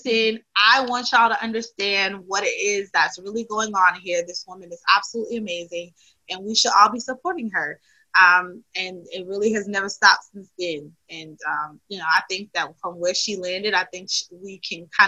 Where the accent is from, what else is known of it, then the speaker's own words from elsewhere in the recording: New York City, New York, United States; I'm from Brooklyn originally, BK